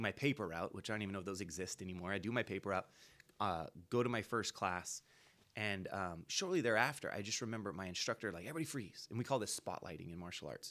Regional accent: Antioch, California, United States; moved away as an adult; now in Livermore, United States; where I grew up in Antioch

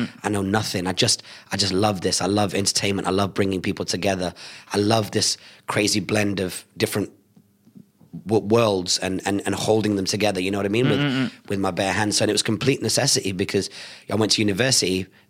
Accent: Bolton, North West England, United Kingdom; I was born in Bolton.

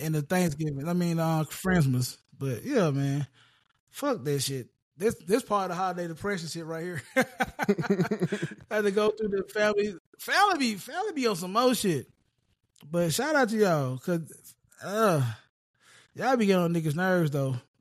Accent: the South, United States; being down south. uh, being a Southerner

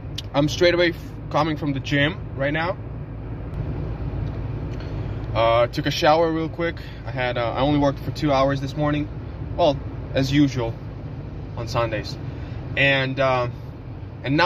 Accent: Ukraine; now in United States; I come from Ukraine, so in Ukraine we have a lot of that kind of stuff.

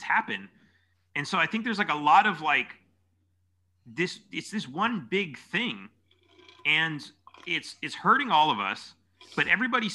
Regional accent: California, United States; I grew up in California

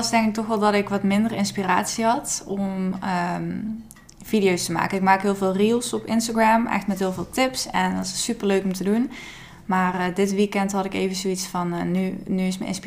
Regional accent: Limburg, Netherlands; ik ben 22 jaar. Ehm, ik kom uit Limburg, zoals jullie al wel kunnen horen.

